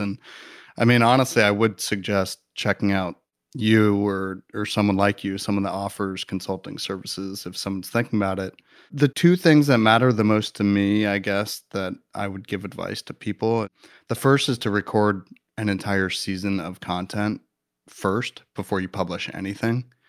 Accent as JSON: {"language": "English", "region": "Midwest", "country": "United States", "moved": "as an adult", "lives_now": "Los Angeles, United States", "said": "I'm from Midwest boy"}